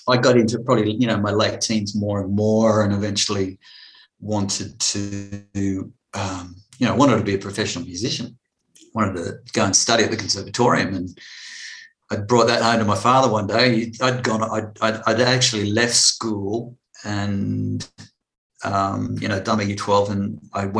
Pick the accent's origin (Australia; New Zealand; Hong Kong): Australia; Blue Mountains, New South Wales; also born or lived in France; I was brought up mainly in the Blue Mountains. We had a stint in France for 4 years because my father was in the Air Force.